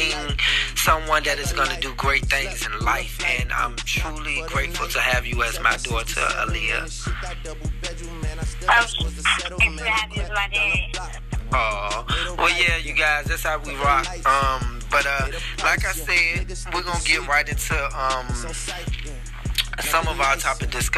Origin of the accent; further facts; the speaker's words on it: Norfolk, Virginia, United States; now in Atlanta, United States; So that's originally where I originated from. That's where I was born and raised.